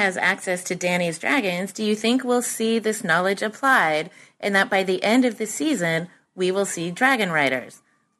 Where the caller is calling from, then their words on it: San Francisco, California, United States; From San Francisco.